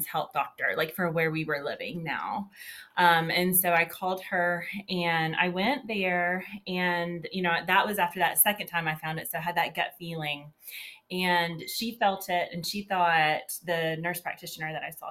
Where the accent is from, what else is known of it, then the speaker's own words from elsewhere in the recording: Georgia, United States; I was born and raised in Georgia. I still live here today.